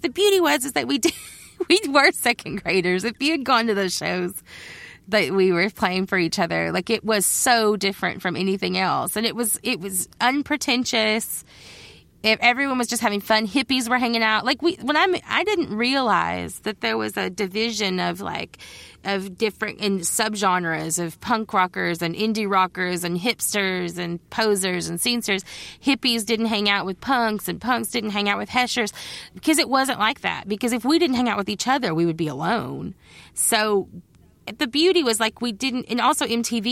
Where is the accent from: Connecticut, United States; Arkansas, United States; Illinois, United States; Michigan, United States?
Arkansas, United States; Judsonia; moved away as an adult; also born or lived in Olympia, Washington; I grew up in Judsonia, which is just outside of Searcy